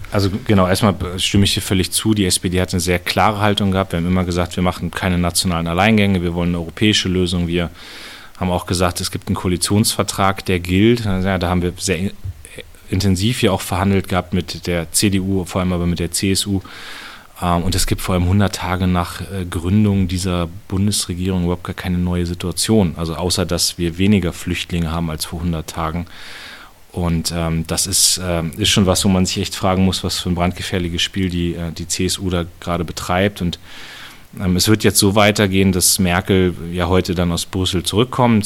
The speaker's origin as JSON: {"language": "German", "town": "Munster", "region": "Lower Saxony", "country": "Germany", "tie": "born or raised there", "also_born_or_lived": "Soltau", "said": "nach Munster und lebe da auch immer noch. Das ist immer noch meine Heimat"}